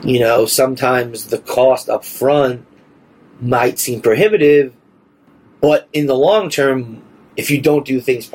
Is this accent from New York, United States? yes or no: yes; New York City, New York, United States; I'm a New Yorker born and bred